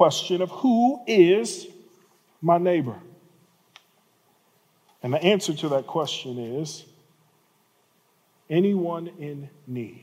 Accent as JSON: {"language": "English", "area": "Birmingham and Atlanta", "region": "the South", "country": "United States", "tie": "born or raised there", "said": "I was born and raised in cities in Birmingham and Atlanta"}